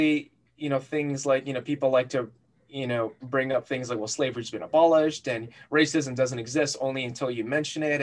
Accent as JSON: {"language": "English", "region": "New Jersey", "country": "United States", "tie": "born or raised there", "said": "raised in Jersey."}